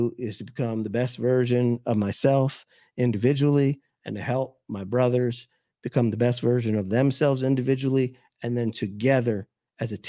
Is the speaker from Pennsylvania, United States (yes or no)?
yes; Philadelphia, Pennsylvania, United States; now in Pittsburgh, United States; I'm originally from Philadelphia, but now live in Pittsburgh